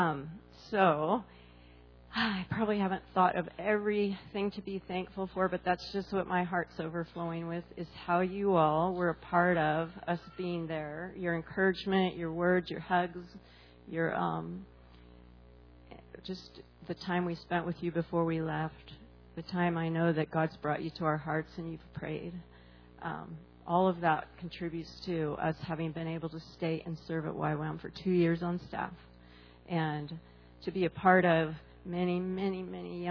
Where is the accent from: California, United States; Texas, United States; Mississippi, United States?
California, United States; moved away as an adult; also born or lived in Hawaii; I'm from California